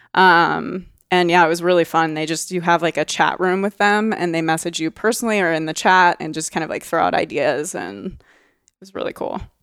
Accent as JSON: {"language": "English", "region": "Oregon", "country": "United States", "said": "I'm from Oregon. I'm very proud of being from Oregon"}